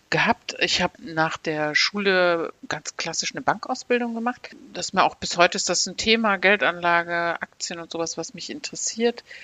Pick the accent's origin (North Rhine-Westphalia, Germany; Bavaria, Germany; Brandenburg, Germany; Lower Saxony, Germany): North Rhine-Westphalia, Germany; Aachen; born there; Ich bin in Aachen geboren und das Motto der Stadt Aachen in den 70er Jahren, wo ich geboren wurde, war sprudelnde Vielfalt.